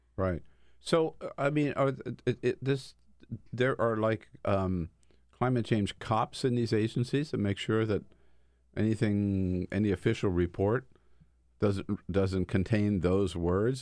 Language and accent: English; California, United States; I'm from California